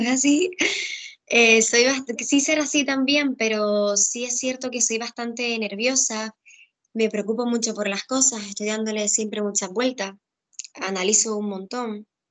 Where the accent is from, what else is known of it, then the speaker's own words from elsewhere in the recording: Gran Canaria, Canary Islands, Spain; also born or lived in Tenerife; yo soy de Gran Canaria